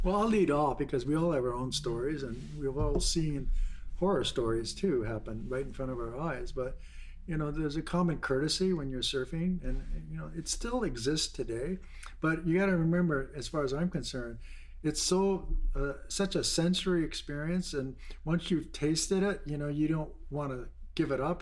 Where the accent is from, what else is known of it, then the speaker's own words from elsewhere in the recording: Honolulu, Hawaii, United States; grew up in Waikiki Beach